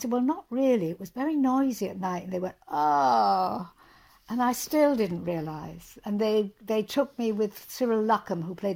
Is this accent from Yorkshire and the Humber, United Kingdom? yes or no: yes; Hull, Yorkshire and the Humber, United Kingdom; moved away as an adult; also born or lived in Cottingham; I'm from Yorkshire, the East Riding. I was born in Cottingham. I went to school in Hull.